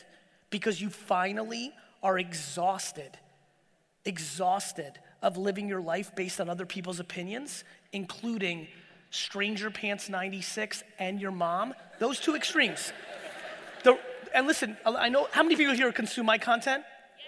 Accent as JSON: {"language": "English", "town": "Edison", "region": "New Jersey", "country": "United States", "tie": "born or raised there", "also_born_or_lived": "Soviet Union", "second_language": "English", "said": "me being born in the Soviet Union, me growing up in Edison"}